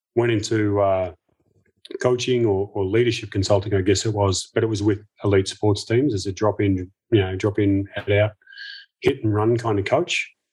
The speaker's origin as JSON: {"language": "English", "town": "Melbourne", "region": "Victoria", "country": "Australia", "tie": "born or raised there", "said": "as a kid growing up in Melbourne"}